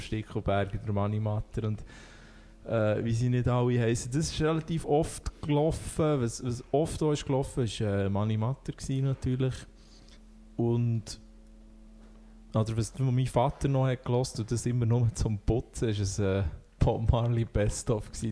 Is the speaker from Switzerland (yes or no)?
yes; Thun, Bern, Switzerland; bin aus Thun